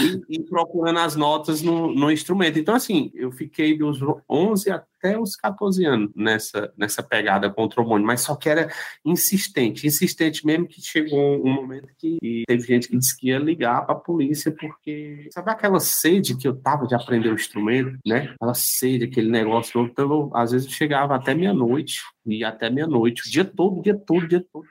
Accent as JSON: {"language": "Portuguese", "town": "Viçosa do Ceará", "region": "Ceará", "country": "Brazil", "tie": "born or raised there", "said": "Eu sou de Viçosa, do Ceará, cidade também bastante conhecida"}